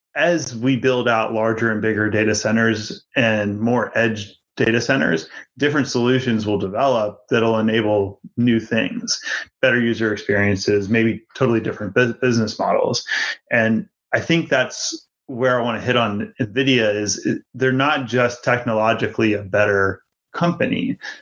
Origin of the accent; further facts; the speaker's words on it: Virginia, United States; the town that I grew up in in Virginia